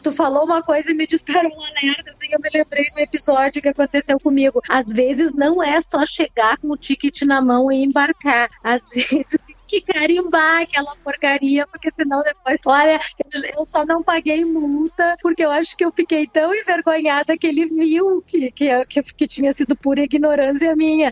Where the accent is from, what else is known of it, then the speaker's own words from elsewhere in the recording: Brazil; eu sou brasileira